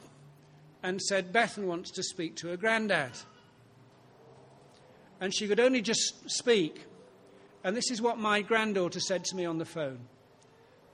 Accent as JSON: {"language": "English", "town": "Ilkley", "region": "Yorkshire and the Humber", "country": "United Kingdom", "tie": "born or raised there", "said": "I was brought up on Ilkley Moor"}